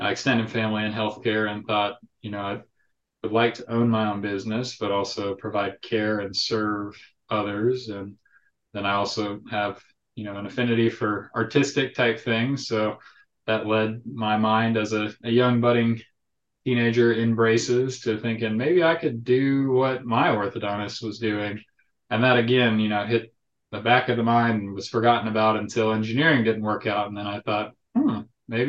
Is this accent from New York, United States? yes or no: no; Houston, Texas, United States; moved away as an adult; now in Lynchburg, United States; I'm from Houston, down in Texas, and I grew up in a suburb